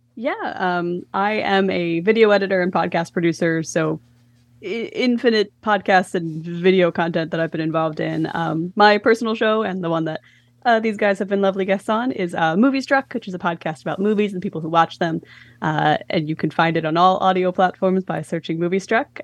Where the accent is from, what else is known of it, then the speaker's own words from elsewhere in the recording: Philadelphia, Pennsylvania, United States; my hometown